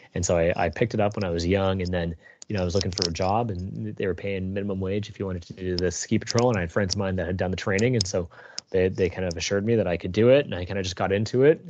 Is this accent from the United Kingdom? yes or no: no; Toronto, Ontario, Canada; I grew up in Etobicoke on the west end of Toronto, uh, born and raised there